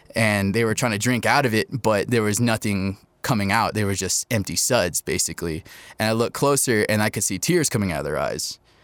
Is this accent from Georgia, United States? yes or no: no; Topeka, Kansas, United States; moved away as an adult; now in Albuquerque, United States; I was raised in Topeka, Kansas, now living in Albuquerque in the 505